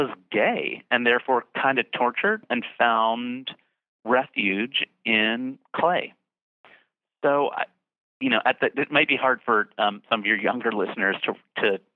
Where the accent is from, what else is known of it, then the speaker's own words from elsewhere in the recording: Bridgeton, New Jersey, United States; I grew up in a town called Bridgeton, New Jersey, that really is in the middle of nowhere